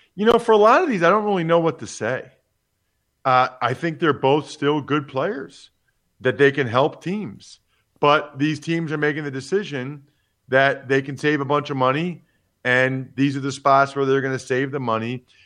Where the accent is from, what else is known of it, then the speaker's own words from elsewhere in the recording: Philadelphia, Pennsylvania, United States; the Eagles, my hometown team